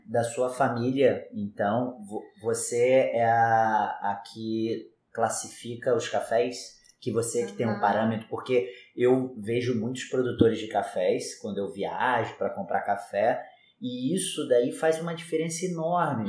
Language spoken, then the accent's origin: Portuguese; Rio de Janeiro, Brazil; Eu também tenho uma cafeteria no Rio de Janeiro e eu sou carioca